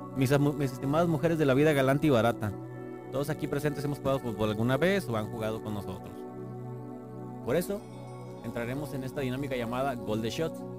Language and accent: Spanish; Mexico; Igual somos mexicanos